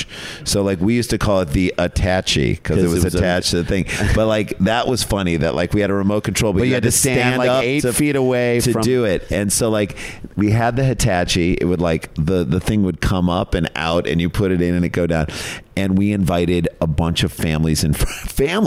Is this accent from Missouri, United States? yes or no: yes; St. Louis, Missouri, United States; we grew up in St. Louis, Missouri, just the two of us in our family, mom and dad